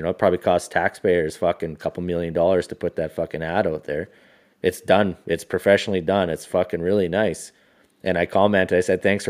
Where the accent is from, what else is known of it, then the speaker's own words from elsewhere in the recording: Quesnel, British Columbia, Canada; we grew up in Quesnel, it's a fucking forestry town, man.